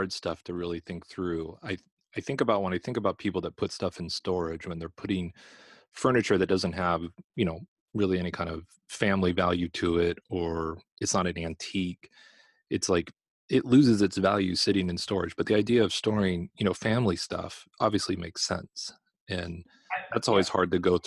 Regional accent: California, United States; moved away; I'm from California originally

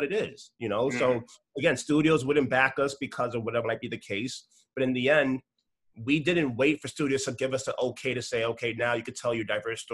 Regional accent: New York City, New York, United States; I come from New York City

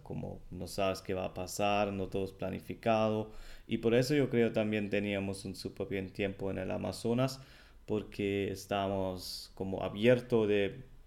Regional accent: Germany; Spanish is a second language; el alemán

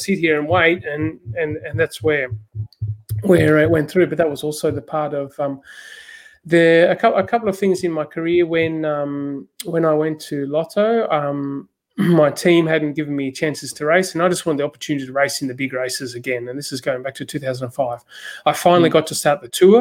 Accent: Australia; I'm Australian

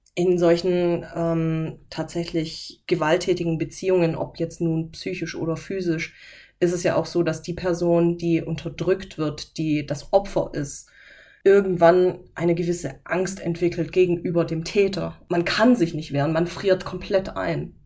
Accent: Böblingen, Baden-Württemberg, Germany; Aus Böbling aus dem Kreiskrankenhaus.

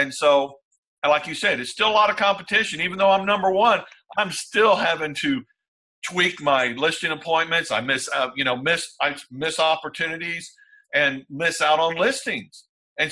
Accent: Texas, United States; I'm from Texas

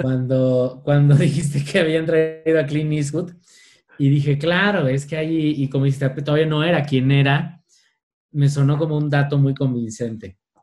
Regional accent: Mexico; nosotros como mexicanos y desde nuestras culturas precolombinas y ancestrales

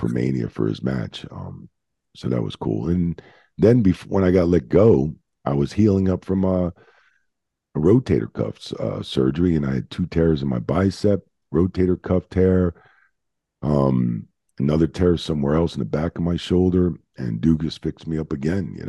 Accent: Cherry Hill, New Jersey, United States; also born or lived in Bayonne, New Jersey; I was born in Bayonne, and in like 74, when I was 8, we moved to South Jersey, Cherry Hill.

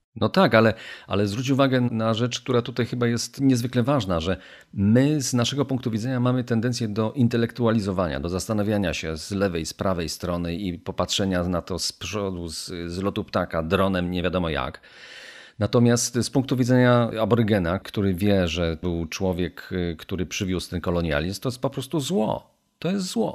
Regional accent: Poland

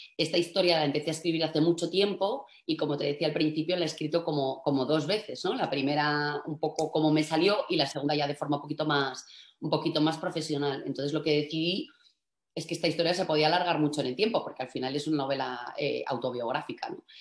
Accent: Asturias, Spain; also born or lived in Madrid; soy asturiana

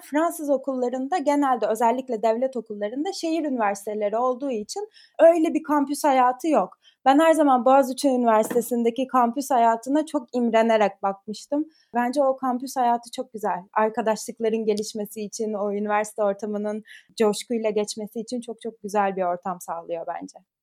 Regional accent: İzmir, Turkey; moved away as an adult; now in Paris, France; İzmir'de doğdum, büyüdüm.

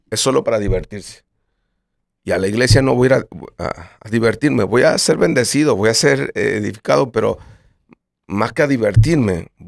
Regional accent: Colombia; porque somos de Colombia y nuestro género es este

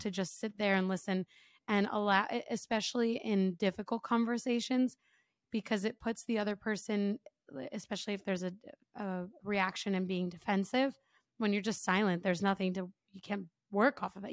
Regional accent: United States; me as an American

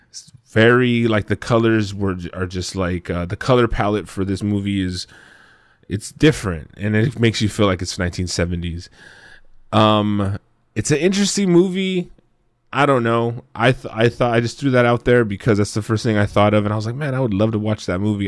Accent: Southern California, United States; we're Mexican from Southern California.

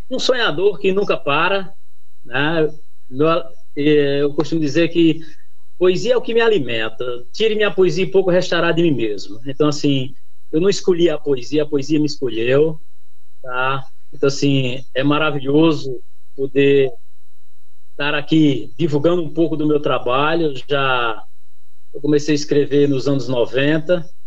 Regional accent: São Paulo, Brazil; sou de São Paulo, eu morava em São Bernardo do Campo

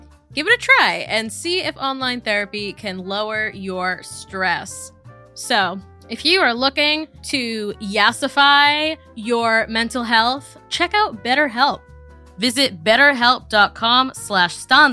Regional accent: Massachusetts, United States; now in New York, United States; growing up in New England, especially in like Massachusetts

